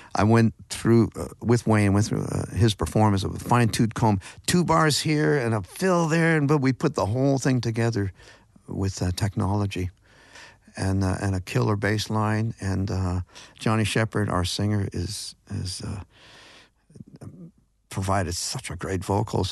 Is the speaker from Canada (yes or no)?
yes; Grand River, Ontario, Canada; near where I grew up on the Grand River